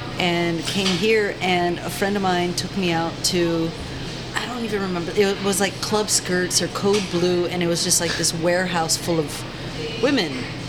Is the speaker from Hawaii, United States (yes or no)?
yes; Honolulu, Hawaii, United States; moved away as an adult; also born or lived in Tempe, Arizona; now in San Francisco, United States; I am from Honolulu, Hawaii.